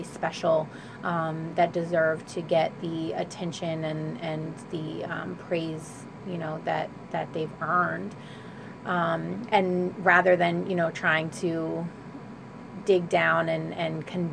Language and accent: English; Trenton, New Jersey, United States; I grew up in Wilbur section on Garfield Avenue